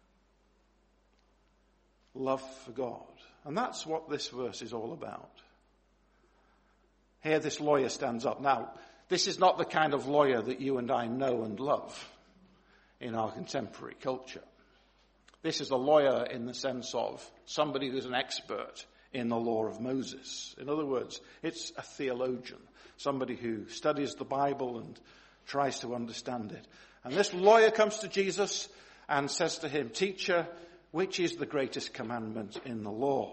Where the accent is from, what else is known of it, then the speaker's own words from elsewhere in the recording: Manchester, North West England, United Kingdom; growing up in Longsight in Manchester